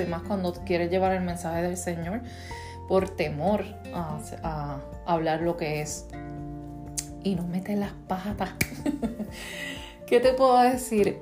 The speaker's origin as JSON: {"language": "Spanish", "country": "Puerto Rico", "said": "soy boricua"}